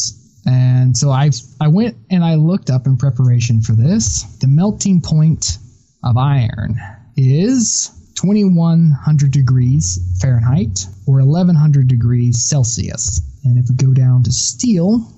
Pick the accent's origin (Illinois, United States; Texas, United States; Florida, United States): Texas, United States; us both growing up in Texas